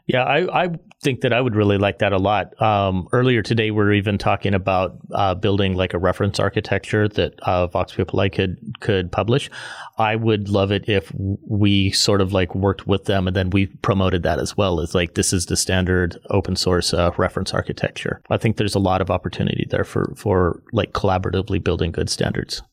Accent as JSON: {"language": "English", "country": "United States", "said": "as an American"}